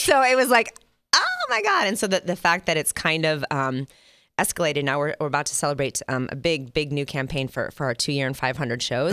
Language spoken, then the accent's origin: English; Minnesota, United States; also born or lived in Ann Arbor, Michigan; now in Las Vegas, United States; my family moved to Minnesota when I was in the fourth grade.